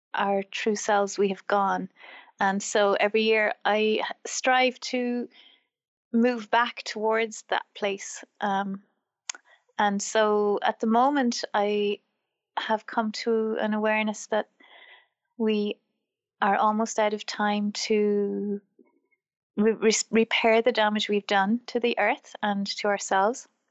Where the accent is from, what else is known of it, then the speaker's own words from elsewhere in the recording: Wexford, Leinster, Ireland; also born or lived in Wicklow, Ireland; I grew up in Wexford, which is the southeast of Ireland, and um, I grew up on a farm.